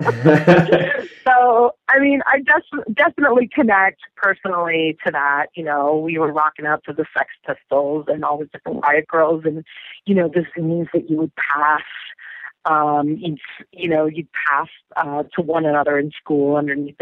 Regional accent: Northern Virginia, United States; I grew up in Northern Virginia, outside of D.C.

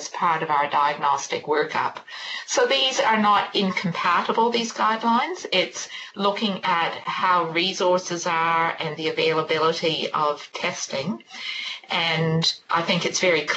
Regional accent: Canada; now in New Zealand; You may be able to tell from my accent, I'm from Canada originally

